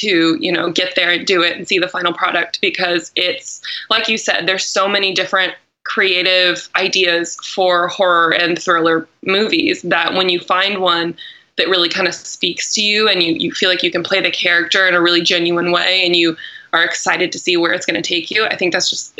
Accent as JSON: {"language": "English", "town": "Los Angeles", "region": "California", "country": "United States", "tie": "born or raised there", "also_born_or_lived": "Texas", "said": "I was born in Los Angeles"}